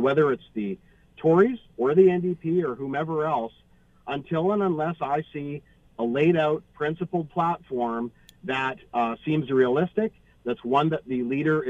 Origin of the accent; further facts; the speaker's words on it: Canada; as a Canadian.